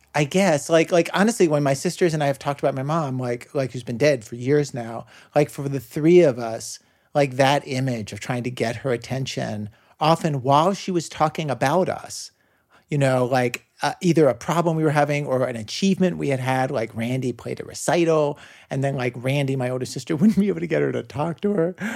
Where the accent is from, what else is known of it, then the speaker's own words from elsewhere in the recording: Baltimore suburbs, Maryland, United States; moved away; when I was a kid growing up in the Baltimore suburbs